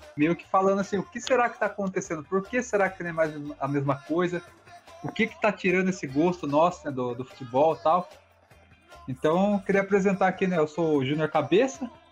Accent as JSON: {"language": "Portuguese", "town": "Sorocaba", "region": "São Paulo", "country": "Brazil", "said": "aqui na nossa cidade, a gente é de Sorocaba"}